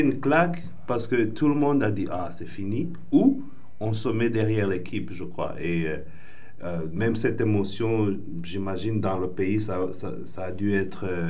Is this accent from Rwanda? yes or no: yes; Rwanda; je suis originel du Rwanda